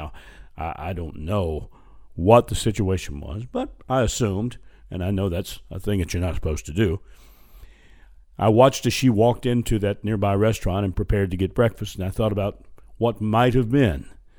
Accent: Louisiana, United States; my home state of Louisiana

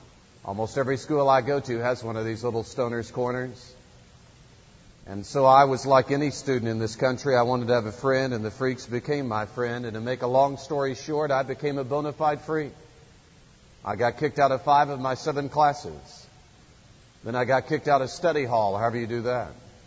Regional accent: Kansas City, United States; I was raised in Kansas City and went to a public school that was dominated by jocks and freaks

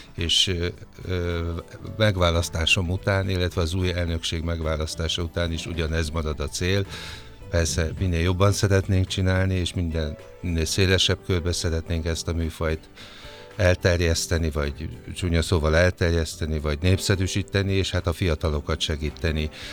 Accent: Sopron, Győr-Moson-Sopron, Hungary; én Soproni vagyok, és aztán ott az osztrák rádióban

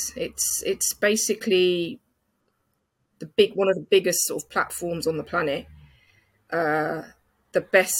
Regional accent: London, United Kingdom; it's my hometown.

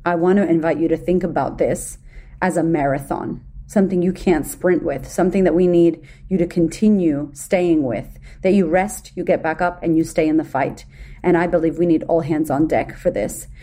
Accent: Boston, Massachusetts, United States; moved away as an adult; now in Melbourne, Australia; growing up in America, being from Boston, being Puerto Rican, growing up in the ghetto

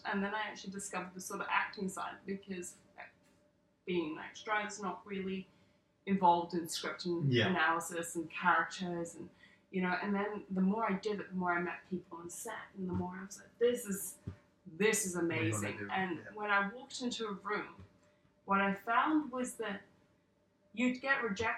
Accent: South Africa; now in Sydney, Australia; grew up in South Africa

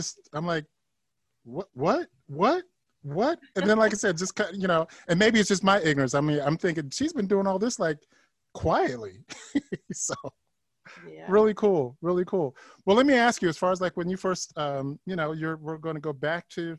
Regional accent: Akron, Ohio, United States; I'm from Akron, Ohio.

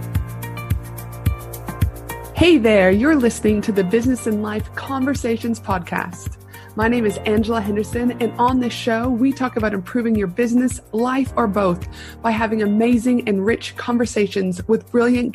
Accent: Canada; also born or lived in United States / Tasmania, Australia; now in Brisbane, Australia; I'm from Canada

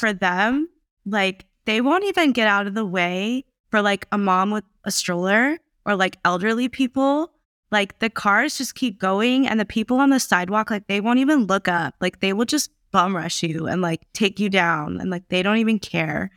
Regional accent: United States; born and raised here

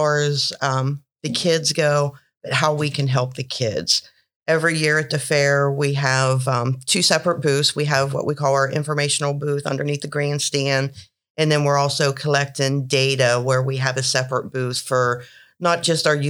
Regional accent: Uhrichsville, Ohio, United States; I'm from Yerkesville

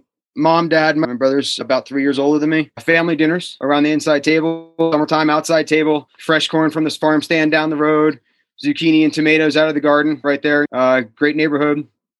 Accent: Flemington, New Jersey, United States; moved away as an adult; also born or lived in Vermont; now in Truckee, United States; Flemington, New Jersey. So Northwest New Jersey. We were about 45 minutes out of New York City.

